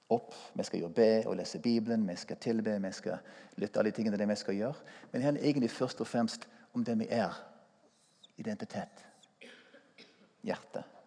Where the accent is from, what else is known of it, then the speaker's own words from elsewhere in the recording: United States; Norwegian is a second language; moved away as an adult; also born or lived in Stavanger, Norway; now in Norway; Jeg er amerikaner og eh, kom til Norge som ung mann for å spille i Stavanger Symfoniorkestre